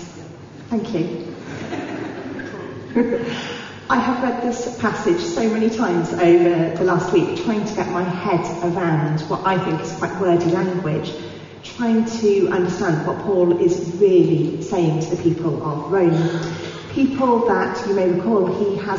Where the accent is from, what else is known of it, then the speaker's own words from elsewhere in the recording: India; first language Telugu; English is a second language; Telugu is my mother tongue. Hindi is my national language.